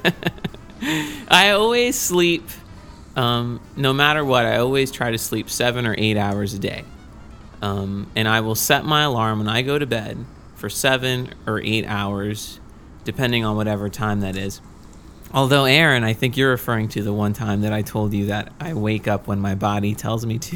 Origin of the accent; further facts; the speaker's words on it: Victoria, Texas, United States; moved away as an adult; also born or lived in Rochester; I'm from Victoria, Texas, which is a town kind of close